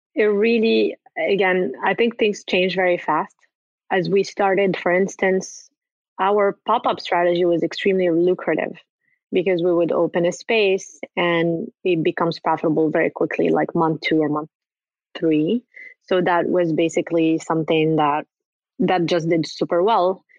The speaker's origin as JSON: {"language": "English", "country": "Morocco", "moved": "yes", "said": "I'm originally from Morocco"}